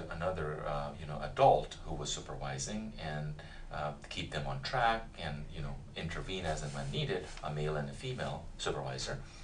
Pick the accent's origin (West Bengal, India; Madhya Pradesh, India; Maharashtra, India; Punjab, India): Punjab, India; moved away as an adult; now in United States; I grew up in India, in the north, central part, and originally from the state of Punjab